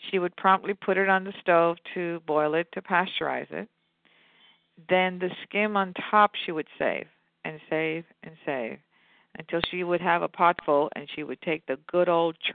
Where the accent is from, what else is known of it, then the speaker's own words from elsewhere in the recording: central India, India; Now, this is mm. very South Indian. We don't do that. We're from Central India.